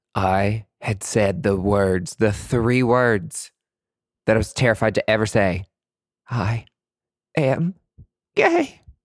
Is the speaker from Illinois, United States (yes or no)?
no; East Tennessee, United States; also born or lived in Nashville, Tennessee; Growing up in East Tennessee, we only had, like, white folks.